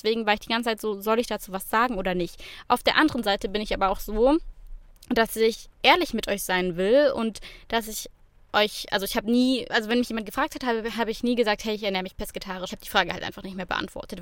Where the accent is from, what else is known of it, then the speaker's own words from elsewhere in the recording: Swabia, Germany; als Schwabe